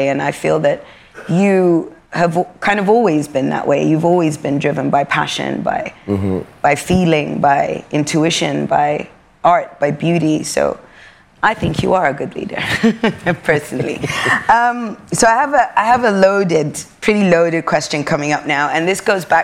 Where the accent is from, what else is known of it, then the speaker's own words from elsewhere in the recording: Sudan; also born or lived in Europe; We are, we've been born and raised in Europe. We're both African, and we, we're both glazed with Arabia. Me being from Sudan